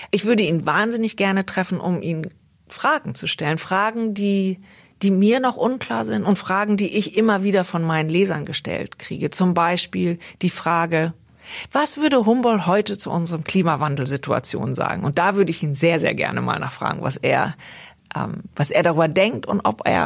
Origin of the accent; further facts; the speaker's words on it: India; born there; Ich habe mich nie so sehr als Deutsche gefühlt, sondern eher als Europäerin, ähm, obwohl ich auch natürlich in Indien geboren bin.